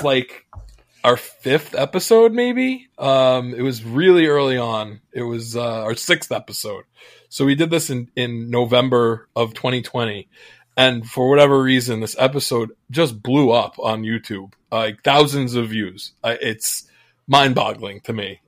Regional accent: United States; as an American fan

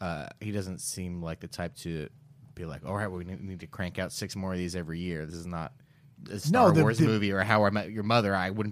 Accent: United States; I'm American.

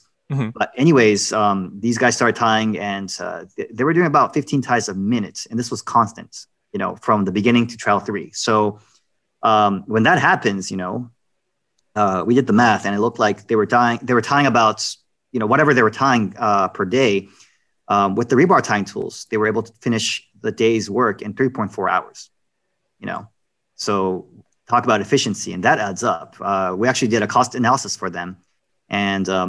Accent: New York, United States; I'm from New York

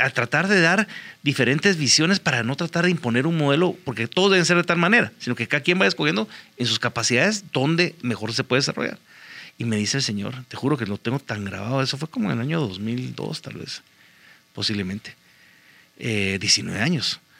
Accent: Guatemala; los desafíos que tenemos hoy en día como guatemaltecos

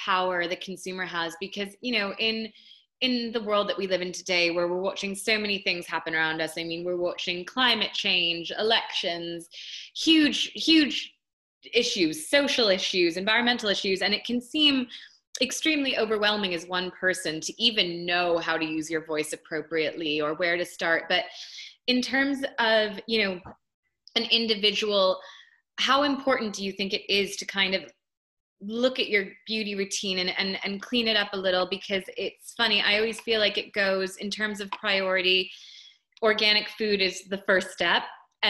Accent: United States; I'm from the States

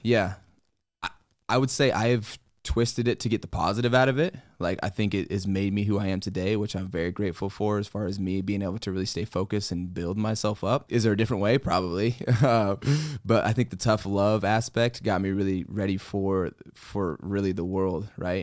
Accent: Colorado, United States; I'm from Colorado

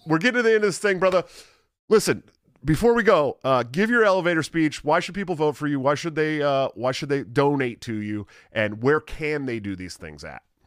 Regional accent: California, United States; I'm from California

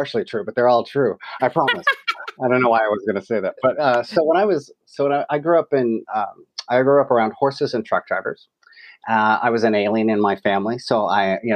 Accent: West Jordan, Utah, United States; I grew up in West Jordan, Utah

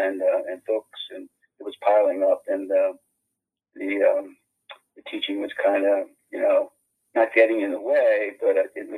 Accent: Reading, Pennsylvania, United States; I was born in Reading, Pennsylvania. It's on the North Board. It's in northeastern Pennsylvania, coal and industrial town and steel town. Grew up in a working class neighborhood.

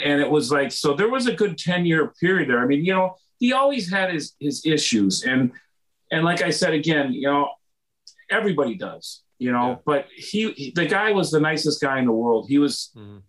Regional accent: Wisconsin, United States; moved away as an adult; also born or lived in Thousand Oaks, California; I'm originally from Wisconsin.

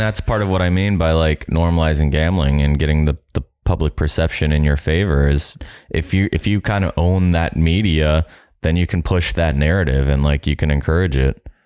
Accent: Jacksonville, Florida, United States; I'm from Jacksonville, Florida

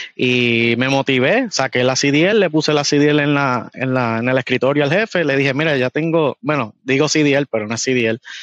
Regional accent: Puerto Rico; accent: boricua; moved away as an adult; now in United States; vengo de Puerto Rico

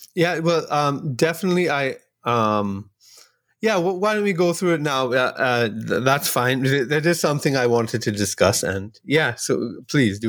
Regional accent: Trinidad & Tobago; I'm from Trinidad and Tobago here in the Caribbean

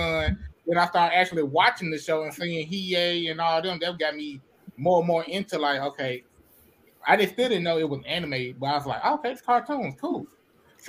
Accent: Memphis, Tennessee, United States; I'm from Memphis, Tennessee

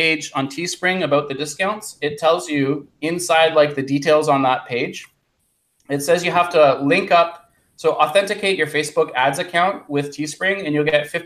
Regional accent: Canada; I'm from Canada

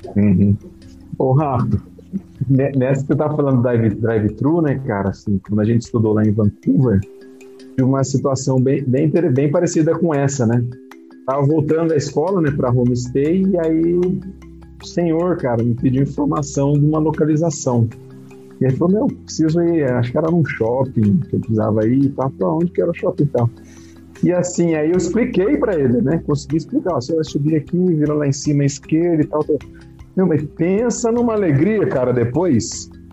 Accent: Jacareí, São Paulo, Brazil; moved away as an adult; also born or lived in Manaus / Fortaleza / Mauá; now in Jundiaí, Brazil; sou natural de Jacareí

